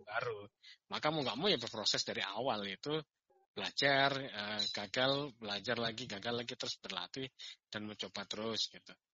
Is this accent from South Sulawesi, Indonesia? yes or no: no; Malang, East Java, Indonesia; moved away as an adult; saya lahir besar di Kota Malang ya. Kemudian saya merantau itu tepatnya di tahun seribu sembilan ratus sembilan puluh tujuh akhir